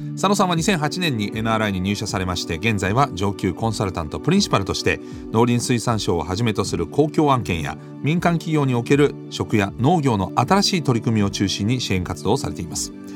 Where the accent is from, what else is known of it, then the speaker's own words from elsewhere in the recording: Düsseldorf, North Rhine-Westphalia, Germany; moved away; 僕もずっとドイツ生まれ育ったんでデュッセルドルフって大きな日本人街があったんですけど